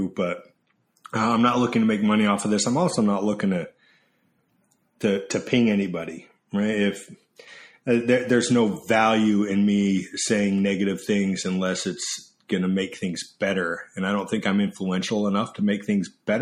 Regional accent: Sandy, Utah, United States; moved away as an adult; also born or lived in Atlanta, Georgia / Philadelphia, Pennsylvania; now in Southern California, United States; I grew up in Sandy, Utah, which is the suburbs of Salt Lake

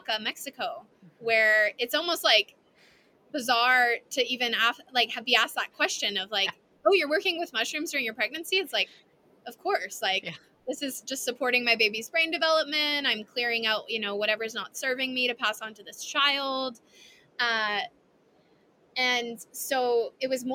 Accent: Canada; I'm Canadian

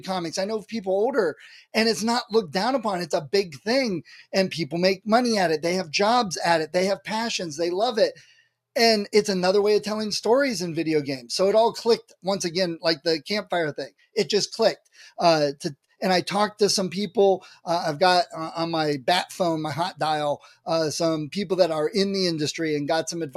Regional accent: Ohio, United States; I'm from Ohio

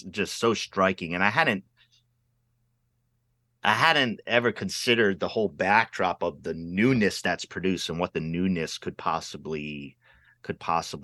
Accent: Pawtucket, Rhode Island, United States; I grew up city kid in Rhode Island

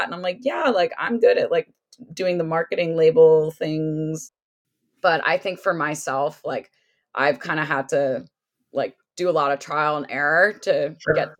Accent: United States; also born or lived in Connecticut / Washington, D.C. / Ohio; I grew up in Connecticut and in DC

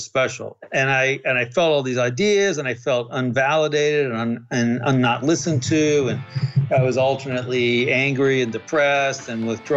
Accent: Massachusetts, United States; I grew up in Massachusetts

